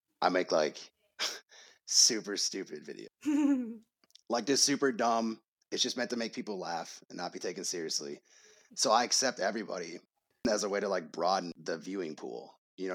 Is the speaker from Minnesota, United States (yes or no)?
yes; Minnesota, United States; I'm from Minnesota